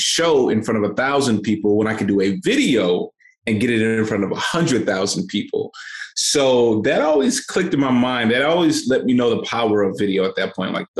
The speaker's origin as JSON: {"language": "English", "town": "St. Louis", "region": "Missouri", "country": "United States", "tie": "born or raised there", "said": "So I come from St. Louis, Missouri. I grew up in children's homes"}